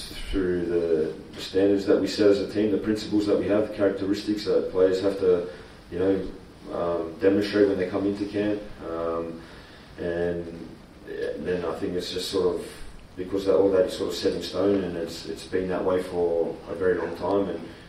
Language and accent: English; Australia; what we stand for as being, yeah, the Australian national team and being an Australian.